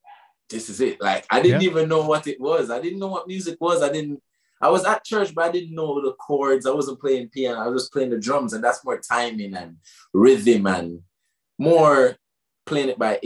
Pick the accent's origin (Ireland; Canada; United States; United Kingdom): Ireland; Waterford, Munster; And then I used to parody this Rasta youth when I was growing up in Waterford.